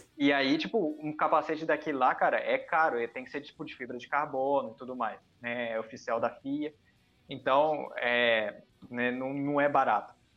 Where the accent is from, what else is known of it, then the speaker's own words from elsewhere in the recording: Japan; moved away; eu nasci no Japão